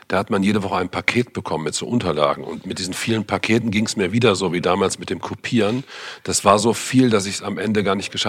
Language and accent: German; North Rhine-Westphalia, Germany; durchschnittlich aufgewachsen, wie man so schön sagt, in einem kleineren Ort im Siegerland Nordrhein-Westfalen bin zu einer normalen Schule gegangen, habe Abitur gemacht